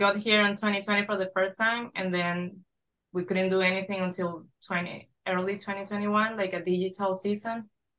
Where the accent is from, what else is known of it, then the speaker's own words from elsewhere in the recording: Venezuela; moved away; I'm from Venezuela.